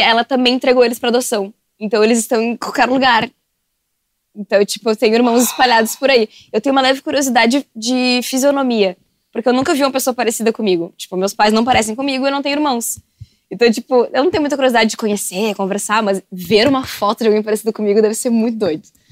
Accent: Porto Alegre, Rio Grande do Sul, Brazil; also born or lived in Camaquã; Eu vim pra Porto Alegre no dia que eu nasci

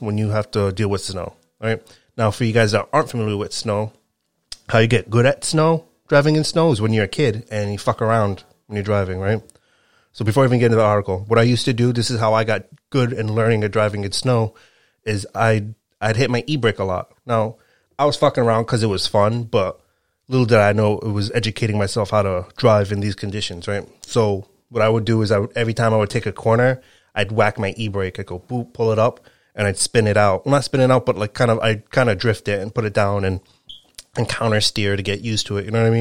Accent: Rhode Island, United States; also born or lived in Connecticut; I live in Rhode Island. I've lived in Rhode Island my whole life.

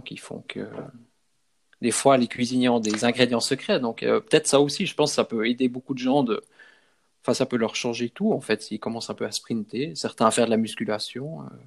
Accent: Switzerland; par chez nous en Suisse

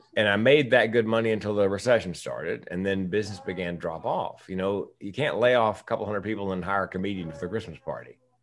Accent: the South, United States; I'm from the South

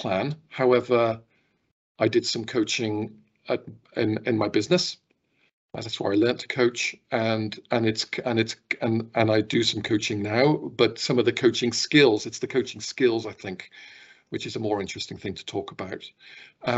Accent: Stroud, South West England, United Kingdom; moved away as an adult; also born or lived in London / Brussels; now in Scotland, United Kingdom; I was born in Gloucestershire and born in a place called Stroud. And that's where I spent the first part of my life

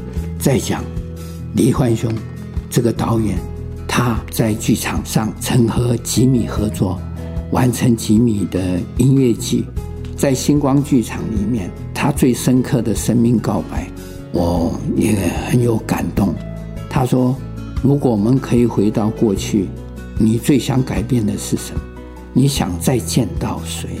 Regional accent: Dahu, Miaoli County, Taiwan; 我如果是大寮人，我真的以他们为荣；我是大湖人，我以他为荣。我是苗栗人，我以他为荣；我是台湾客家人，我非常的骄傲。

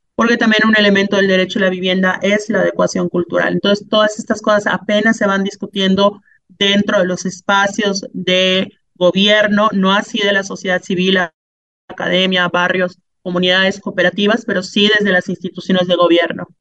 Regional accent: Mexico

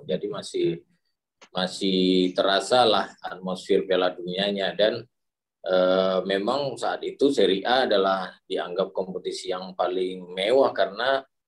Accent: Padang, West Sumatra, Indonesia; saya dari Padang

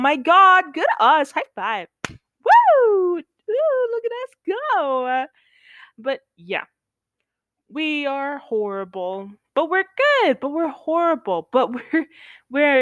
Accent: United States; We're United Statesmen.

